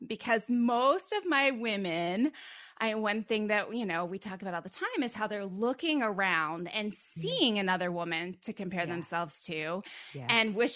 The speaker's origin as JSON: {"language": "English", "region": "Pennsylvania", "country": "United States", "tie": "born or raised there", "said": "I grew up 1 mile north of the Mason-Dixon line in Pennsylvania"}